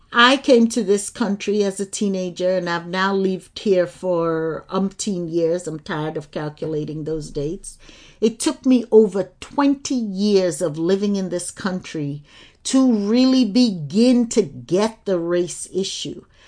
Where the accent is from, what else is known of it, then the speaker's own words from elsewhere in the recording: Lagos, Nigeria; I grew up in Lagos, Nigeria